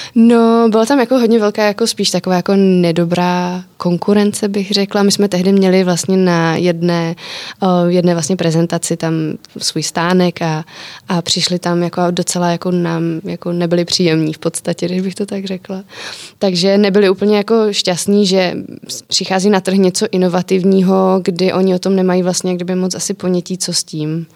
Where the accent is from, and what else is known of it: Czechia